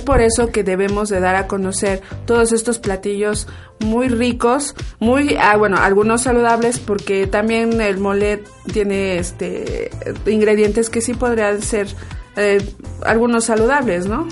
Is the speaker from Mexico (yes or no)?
yes; Milpa Alta, Mexico City, Mexico; nosotros somos originarios de aquí de Milpalta, tanto Haidar como yo